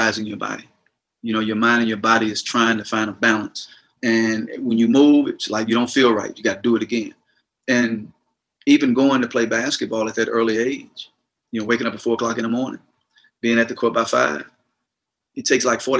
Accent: Gulfport, Mississippi, United States; I was born and raised in Gulfport, Mississippi

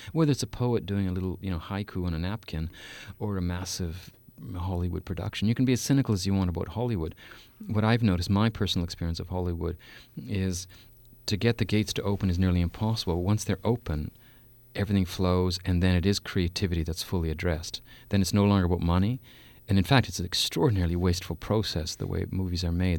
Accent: Canada; also born or lived in Saskatoon, Saskatchewan; for four years in Canada, I'm Canadian

